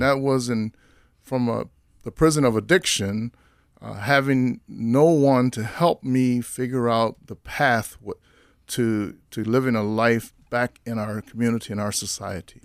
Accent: Washington, District of Columbia, United States; moved away as an adult; now in Minnesota, United States; I'm from Washington, D C originally

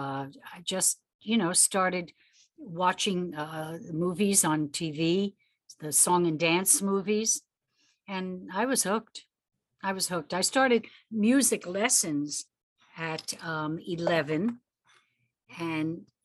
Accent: New York City, New York, United States; growing up in the Bronx

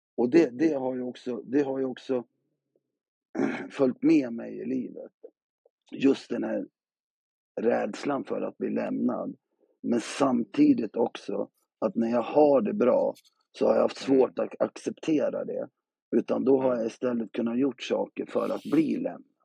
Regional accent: Gävle, Gävleborg County, Sweden; jag är uppväxt i, i Gävle på Brynäs

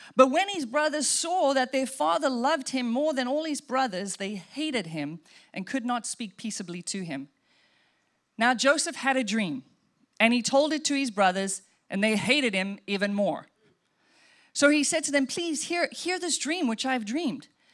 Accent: Welkom, Free State, South Africa; moved away; we grew up in South Africa, and we would drive from Welkom to Johannesburg to go see grandma

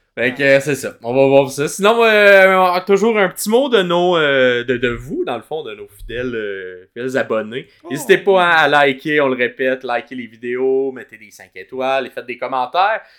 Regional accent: Montreal, Quebec, Canada; on vient de Montréal

